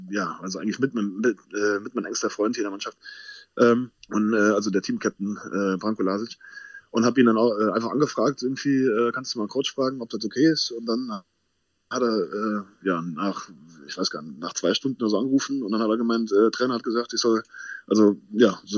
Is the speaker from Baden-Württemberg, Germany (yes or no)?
no; Wittlich, Rhineland-Palatinate, Germany; ist halt da, wo meine Eltern herkommen